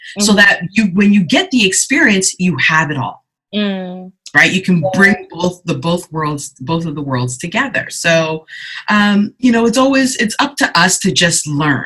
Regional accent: Canada; also born or lived in Ghana; I was born in Ghana in the 70s, and then came over with my mother in her lap. So she and I journeyed to Canada together

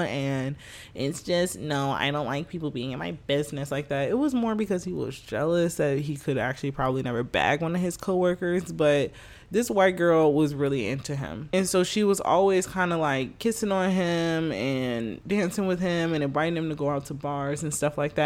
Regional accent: United States; I'm American

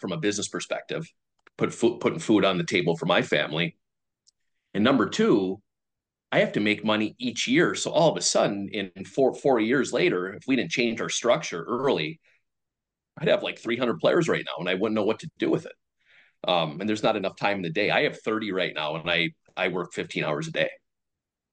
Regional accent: Minnesota, United States; moved away as an adult; now in Buffalo, United States; I grew up in Minnesota.

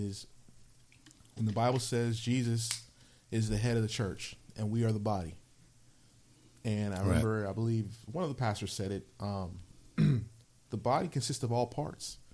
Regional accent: San Mateo, California, United States; also born or lived in Palo Alto, California / Redwood City, California / Stockton, California; Raised all over. I was born in the Bay Area, Palo Alto, California, Stanford Hospital. First few years of my life, I lived in Redwood City, California. Then moved to Stockton. Then from Stockton back, to San Mateo, back to the Bay Area. And that's where I graduated high school

